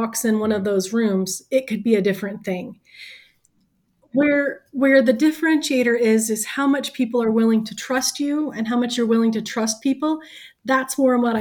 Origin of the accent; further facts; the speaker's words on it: the South, United States; I am from the South